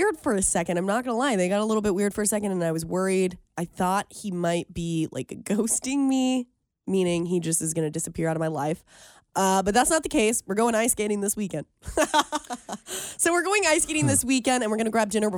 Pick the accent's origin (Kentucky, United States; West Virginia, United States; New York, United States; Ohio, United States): Ohio, United States; Cincinnati; moved away as an adult; also born or lived in Muncie, Indiana; I am from Cincinnati, but for the past 6 years, I was living in Muncie, Indiana